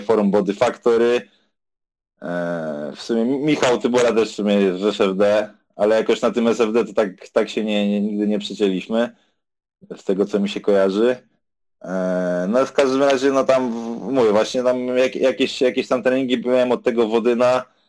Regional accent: Warsaw, Masovian Voivodeship, Poland; jestem z Warszawy ogólnie

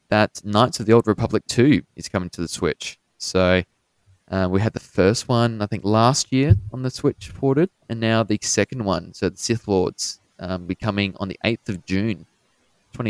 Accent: Australia; we're both from Australia

